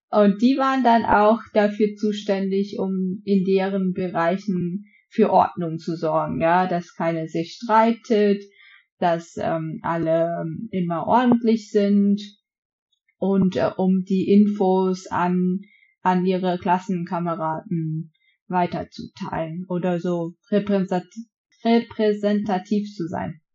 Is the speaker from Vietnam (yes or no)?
yes; Vietnam; now in Germany; bei uns in Vietnam